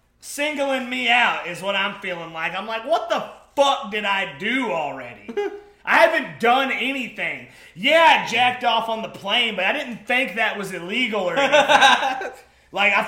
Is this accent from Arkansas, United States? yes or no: no; Hemphill, Texas, United States; my hometown of Hemphill.